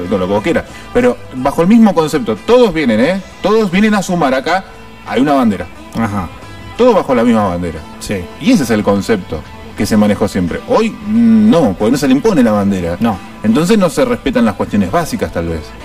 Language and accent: Spanish; Argentina; si somos así los argentinos.